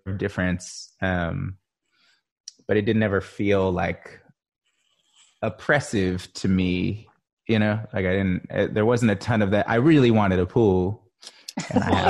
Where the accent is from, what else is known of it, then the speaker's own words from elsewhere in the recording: Oakland, California, United States; growing up in Oakland